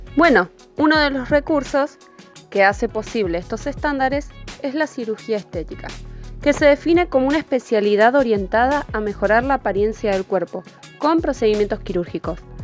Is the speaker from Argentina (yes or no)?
yes; Argentina; soy de Argentina